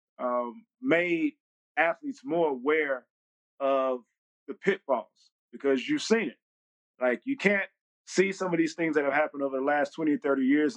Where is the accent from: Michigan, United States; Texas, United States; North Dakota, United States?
Texas, United States; moved away as an adult; also born or lived in Jacksonville, Florida / Pittsburgh, Pennsylvania; I came from Texas. I'm a country bumpkin at the end of the day